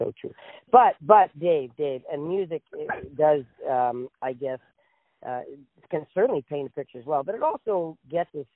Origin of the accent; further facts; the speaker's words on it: Ottawa, Ontario, Canada; I was born and raised in Ottawa, and I still live in Ottawa